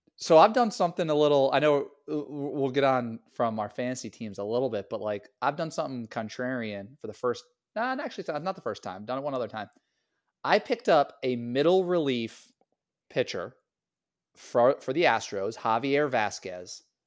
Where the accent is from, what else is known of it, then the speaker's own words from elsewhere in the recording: Niantic, Connecticut, United States; I played for Niantic, Connecticut Legion